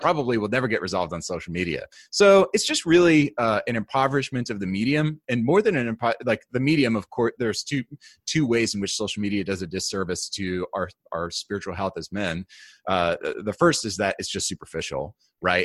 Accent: New York, United States; I grew up in New York.

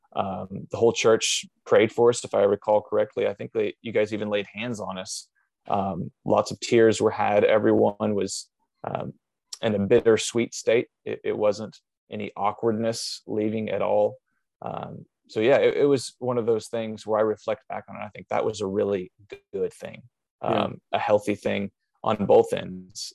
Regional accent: Southern Illinois, United States; I grew up in Southern Illinois, um, doing lots of just uh, farm style work

